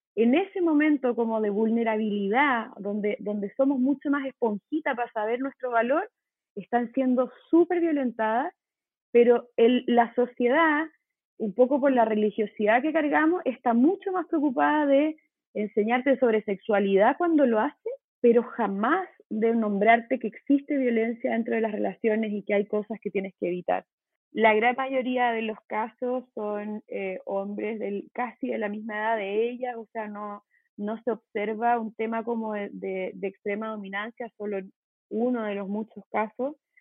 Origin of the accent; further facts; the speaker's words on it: Chile; moved away as an adult; now in Mexico; soy chilena, vivo en México hace casi seis años